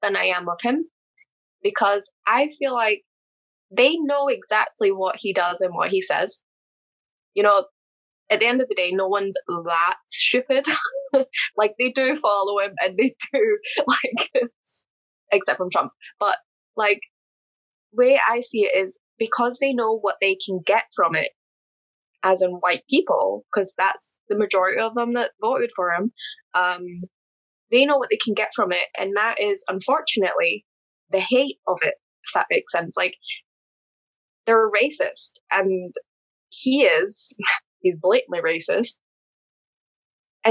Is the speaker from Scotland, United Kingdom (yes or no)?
yes; Scotland, United Kingdom; I'm from Scotland